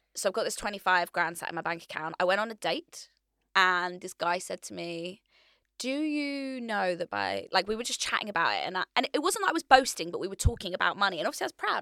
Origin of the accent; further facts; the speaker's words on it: Hertfordshire, East of England, United Kingdom; moved away as an adult; now in London, United Kingdom; I decide I wanna move to London, so I'm from Hertfordshire.